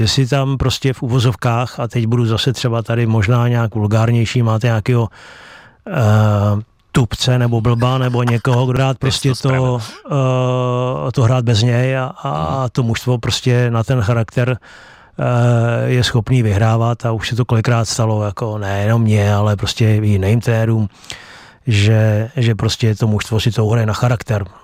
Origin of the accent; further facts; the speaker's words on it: Chrustenice, Central Bohemian Region, Czechia; also born or lived in Beroun; takže z těch chrustenic, kde já bydlím